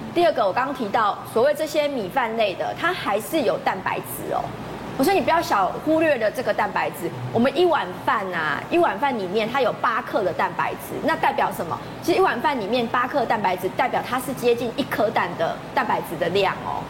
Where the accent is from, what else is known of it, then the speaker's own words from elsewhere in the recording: Taiwan; 像我们台湾人不太喜欢吃冷饭嘛